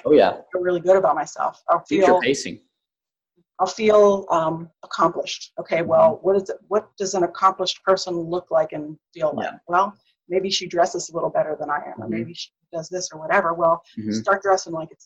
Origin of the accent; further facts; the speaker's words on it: Pittsburgh, Pennsylvania, United States; when we were growing up in Pittsburgh